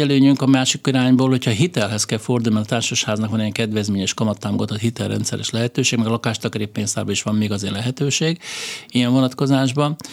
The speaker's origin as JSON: {"language": "Hungarian", "country": "Hungary", "said": "mi magyarok vagyunk"}